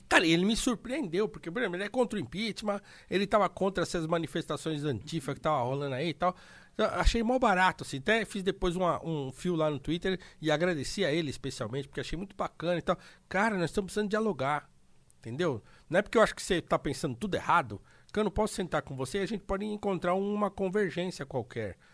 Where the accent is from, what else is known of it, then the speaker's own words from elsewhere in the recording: Brazil; enquanto brasileiros